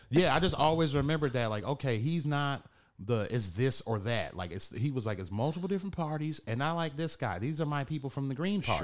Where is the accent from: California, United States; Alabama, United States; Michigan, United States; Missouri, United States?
Michigan, United States; Detroit; now in Chicago, United States; growing up in Detroit